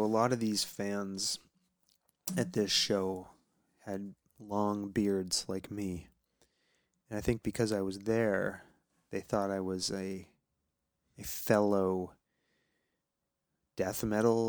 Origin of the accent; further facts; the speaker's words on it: Danvers, Massachusetts, United States; now in near Amherst, United States; I grew up on the North Shore.